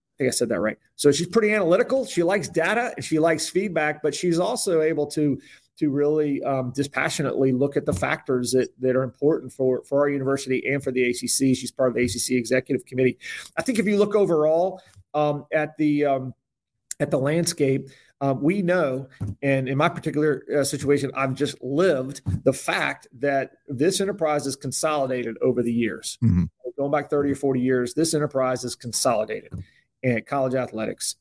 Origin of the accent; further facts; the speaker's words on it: Tobacco Road, North Carolina, United States; I grew up on Tobacco Road